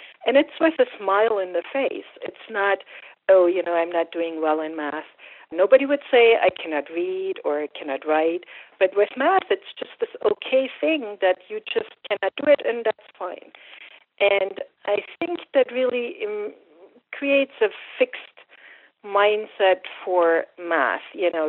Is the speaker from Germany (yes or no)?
yes; Germany; English is a second language; And it was different from here in the sense that math culturally is just much more important, and everybody's expected to learn math.